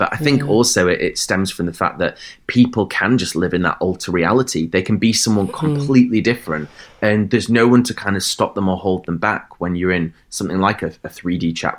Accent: Bradford, Yorkshire and the Humber, United Kingdom; That's where I grew up, in Bradford in Yorkshire

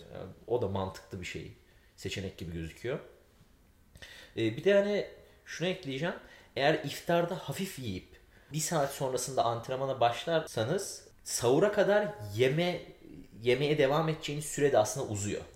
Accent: Aegean Region, Turkey; Biz Ege'liyiz çünkü bizim evde çok zeytinyağlı olur

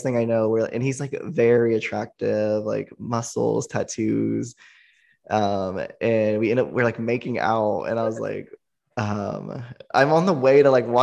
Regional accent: small town 3 hours from Austin, Texas, United States; moved away as an adult; now in Austin, United States; it's 3 hours away from my hometown. And, you know, my hometown's very, like, small country

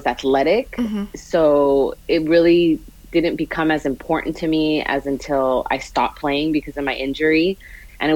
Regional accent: Los Angeles, California, United States; I am from Los Angeles. I was born and raised here in California

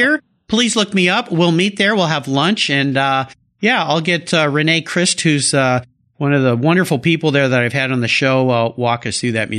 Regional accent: Southern California, United States; now in Pacific Northwest, United States; I grew up in Southern California. I was a surfer up until the day that I moved up here to the Northwest, where the ocean is a little far away and way too cold.

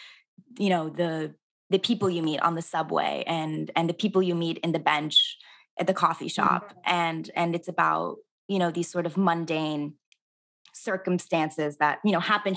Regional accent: Southern California, United States; I grew up in Southern California where there weren't a lot of Persians

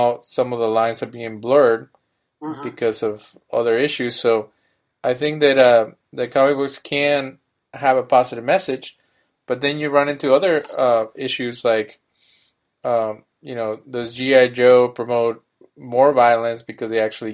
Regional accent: Mexico; as a kid in Mexico

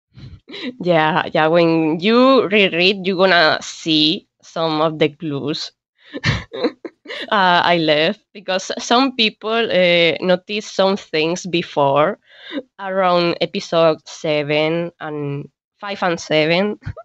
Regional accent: Spain; English is a second language; we spaniards

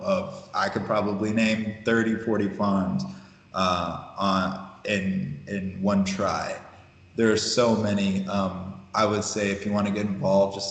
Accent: Ohio, United States; moved away as an adult; also born or lived in Dallas / Oakland; now in Chicago, United States; I was born in Ohio and lived in Dallas. Spent a lot of the formative years in Ohio.

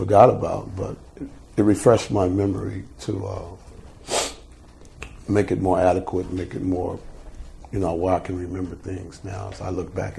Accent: Oakland, California, United States; I grew up in Oakland, California.

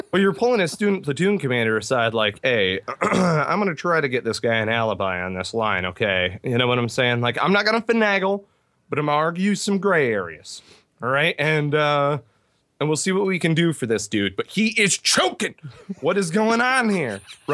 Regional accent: Midland, Michigan, United States; So I grew up in Midland, Michigan, graduated high school, immediately enlisted in the Marine Corps.

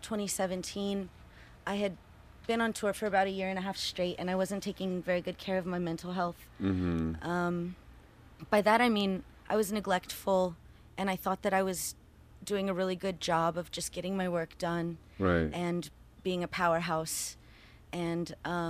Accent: Houston, Texas, United States; now in Austin, United States; Yeah, and I'm from Houston originally, and I live in Austin.

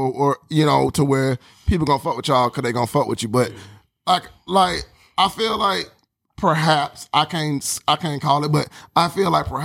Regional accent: Atlanta, Georgia, United States; now in Portland, United States; I'm from Atlanta

